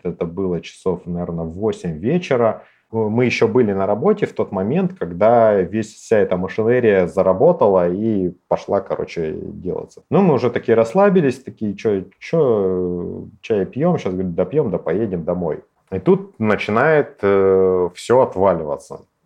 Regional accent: Novosibirsk, Novosibirsk Oblast, Russia; мы, старые сибиряки

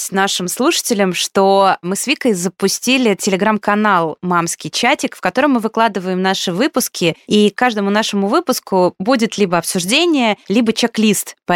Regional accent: Poland; born there; Потому что я родилась в Польше, и мои родители тогда жили

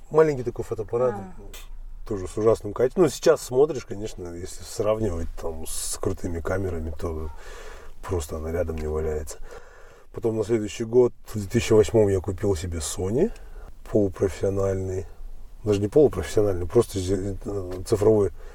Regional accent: Almaty, Kazakhstan; born or raised there; moved away

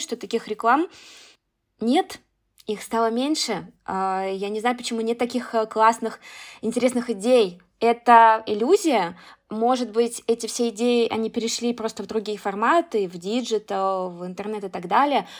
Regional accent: Russia; я из России

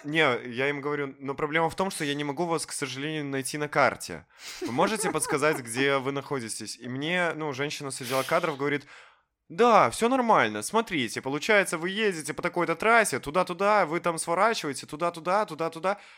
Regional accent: Minsk, Belarus; я в целом минчанин

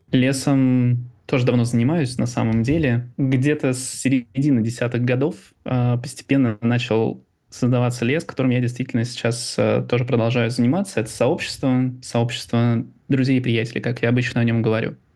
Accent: Ivanovo, Ivanovo Oblast, Russia; moved away; Родился в 88 году в городе Иваново. Славный текстильный край. Люблю говорить о том, откуда я родом

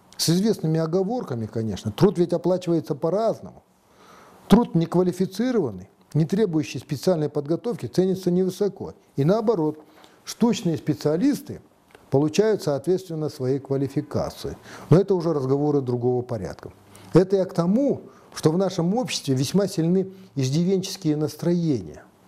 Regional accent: Kazakhstan

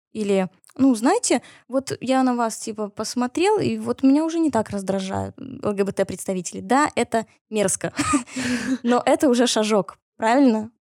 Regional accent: Minsk, Belarus; Хоть я и росла в Беларуси, в Минске

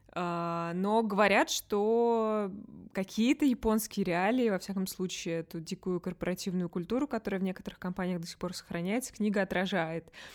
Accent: Russia; moved away; я из России

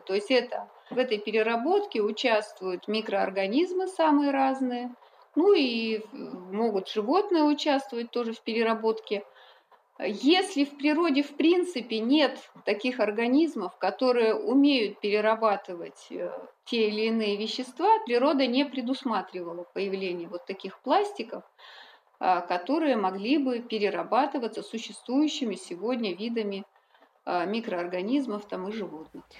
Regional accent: Republic of Karelia, Russia; moved away as an adult; also born or lived in Kola Peninsula; Я сама родом из Карелии, у нас там э, из Северной Карелии

